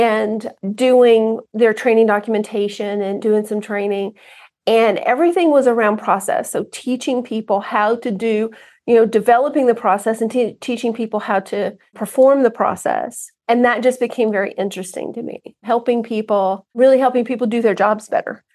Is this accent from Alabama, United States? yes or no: yes; Southern Alabama, United States; I grew up in Alabama, grew up on a farm